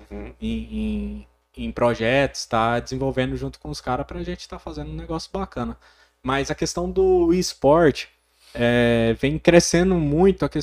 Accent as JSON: {"language": "Portuguese", "town": "Porangatu", "region": "Goiás", "country": "Brazil", "tie": "born or raised there", "also_born_or_lived": "Goiânia / Gurupi", "said": "como eu amo essa cidade, tanto é que eu vim embora de Goiânia, eu, eu fui para Gurupi, vim embora para Porangatu, falei não, minha cidade é aqui"}